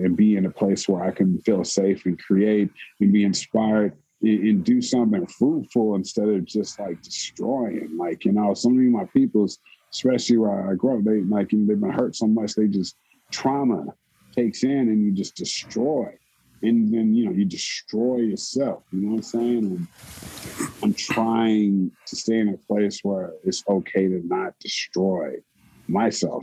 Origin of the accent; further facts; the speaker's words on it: Oakland, California, United States; I'm from East Oakland.